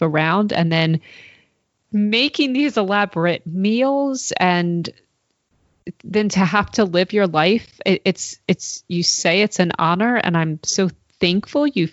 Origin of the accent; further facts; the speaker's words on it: United States; as an American